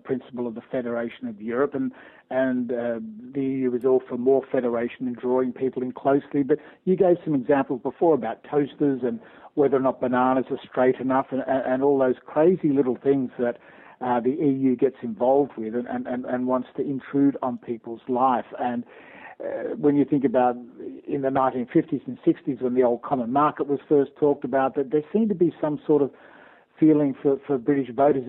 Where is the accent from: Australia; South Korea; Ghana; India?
Australia; moved away as an adult; also born or lived in Canada; now in United Kingdom; I'm an Australian by birth and lived and worked in Australia and in Canada